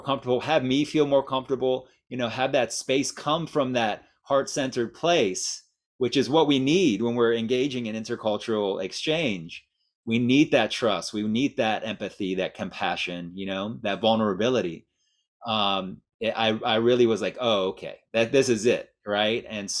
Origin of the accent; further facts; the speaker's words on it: Miami, Florida, United States; also born or lived in Iran; And so I was born in Iran, and I moved from Iran when I was one to Miami. And my mother is Cuban.